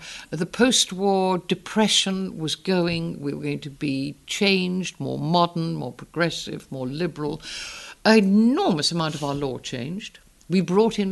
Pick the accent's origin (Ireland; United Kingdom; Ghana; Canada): United Kingdom; the Northeast, North East England; accent: Northern Educated English; I was born in the Northeast.